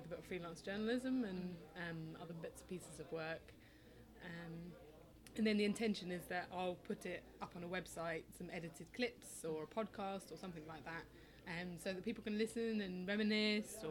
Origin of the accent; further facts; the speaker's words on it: London, United Kingdom; you grow up in London and people are like, oh, where are you from? And I say, like, oh, I'm Guyanese and English.